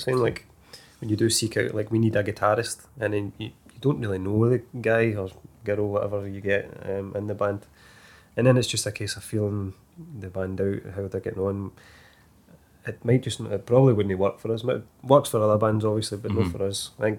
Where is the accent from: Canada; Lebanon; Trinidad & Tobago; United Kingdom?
United Kingdom; Irvine, Scotland; We're from Irvine in Ayrshire